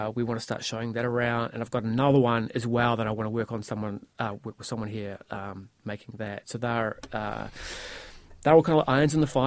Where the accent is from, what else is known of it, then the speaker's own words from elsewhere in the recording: New Zealand; I'm from New Zealand